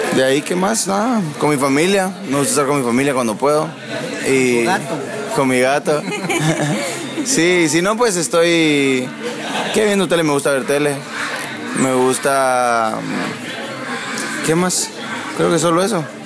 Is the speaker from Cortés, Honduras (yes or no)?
yes; San Pedro Sula, Cortés, Honduras; crecí en, en Honduras, en San Pedro Sula